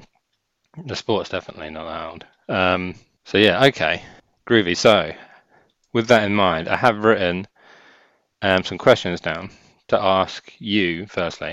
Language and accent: English; England, United Kingdom; we're English